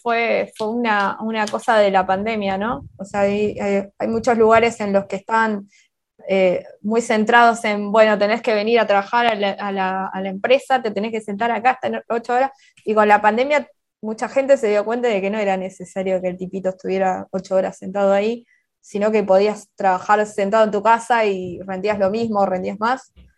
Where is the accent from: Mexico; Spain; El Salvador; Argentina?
Argentina